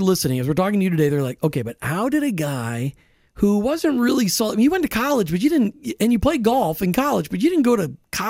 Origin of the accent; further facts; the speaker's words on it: Minnesota, United States; moved away; I grew up in Minnesota